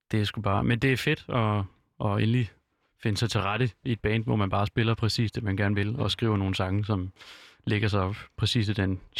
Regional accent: Jutland, Denmark; det vi er begge fra Jylland også.

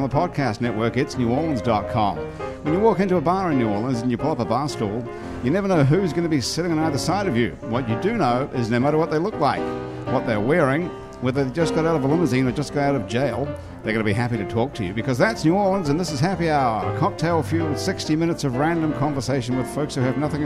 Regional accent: New Zealand; moved away; I'm from New Zealand

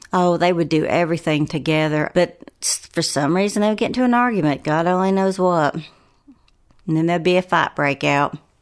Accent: Asheville, North Carolina, United States; I grew up in West Asheville

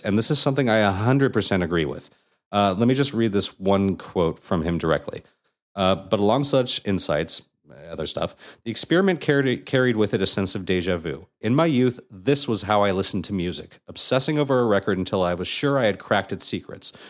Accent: Anaheim, California, United States; growing up in Anaheim and hanging out at Disneyland all the time

